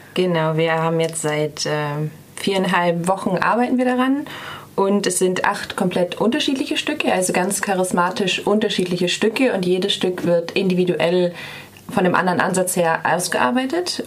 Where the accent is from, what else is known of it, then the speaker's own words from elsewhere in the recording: Bremen, Germany; moved away as an adult; now in Freiburg, Germany; Ich komme ursprünglich aus, ein, aus Bremen, quasi ganz Norddeutschland